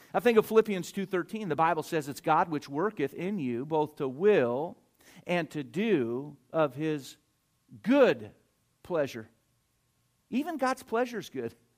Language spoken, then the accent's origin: English; United States; as American people